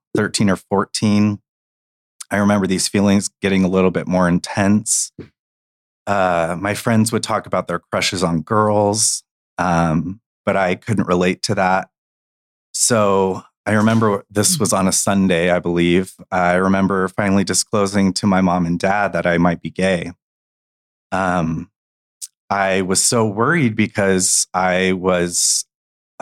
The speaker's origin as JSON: {"language": "English", "town": "Gilbert", "region": "Arizona", "country": "United States", "tie": "born or raised there", "said": "I grew up in Gilbert, Arizona"}